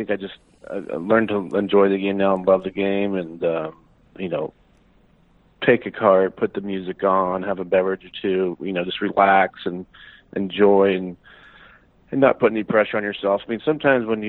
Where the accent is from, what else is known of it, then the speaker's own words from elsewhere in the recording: Eugene, Oregon, United States; now in Scottsdale, United States; I grew up in Eugene, Oregon